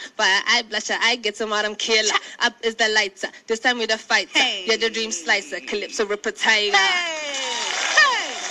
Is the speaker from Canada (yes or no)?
no; South Africa; I'm South African as in like I'm born and bred there.